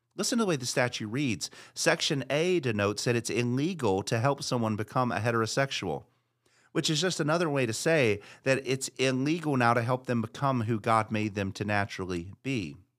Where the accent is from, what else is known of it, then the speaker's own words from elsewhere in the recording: United States; also born or lived in Massachusetts; us all as American Christians